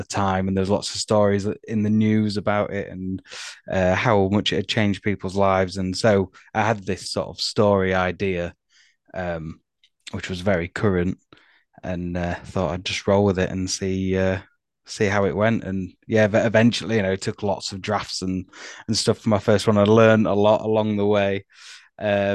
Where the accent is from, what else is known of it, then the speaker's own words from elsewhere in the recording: Harrogate, Yorkshire and the Humber, United Kingdom; I'm from Harrogate in North Yorkshire